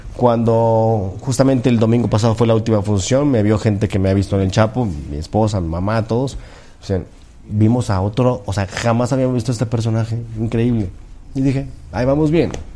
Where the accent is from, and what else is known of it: Mexico